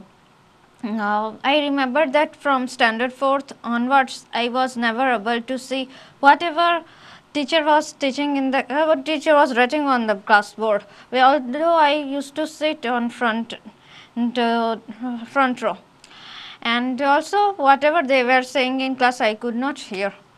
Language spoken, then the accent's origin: English; Ahmedabad, Gujarat, India; I am from Ahmedabad